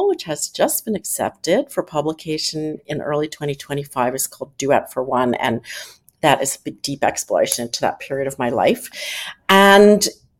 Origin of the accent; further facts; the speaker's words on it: Philadelphia, Pennsylvania, United States; I grew up in Philadelphia